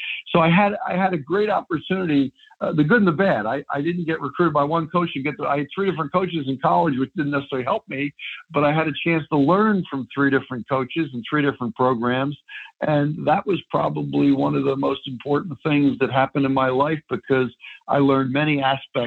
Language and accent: English; Philadelphia, Pennsylvania, United States; I grew up in Philadelphia, played high school basketball in the Philadelphia Catholic League